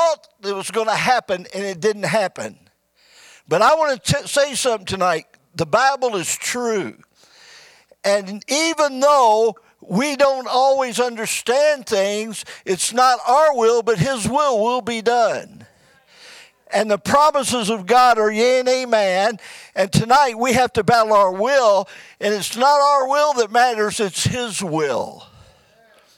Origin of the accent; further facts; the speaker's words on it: Midwest, United States; moved away as an adult; also born or lived in Bullhead City, Arizona; now in Kingman, United States; We're from the Midwest where there's real trees and real green grass.